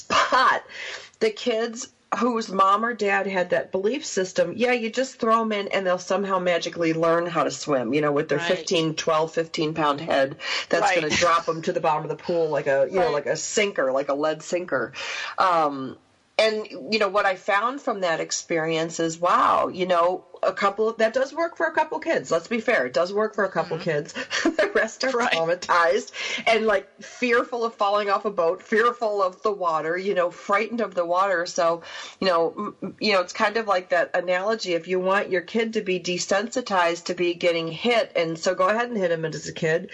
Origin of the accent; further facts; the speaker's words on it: New York, United States; You know, I grew up on the water. I grew up on Canandaigua Lake. That's where I would disappear every summer, you know, and be gone for 3 months.